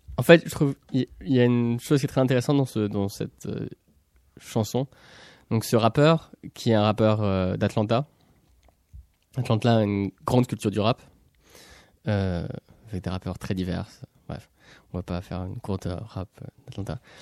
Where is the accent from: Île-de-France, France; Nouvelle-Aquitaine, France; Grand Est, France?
Nouvelle-Aquitaine, France; Pessac; je suis né à Pessac